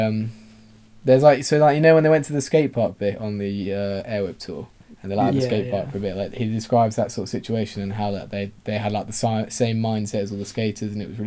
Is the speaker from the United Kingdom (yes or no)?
yes; England, United Kingdom; we're English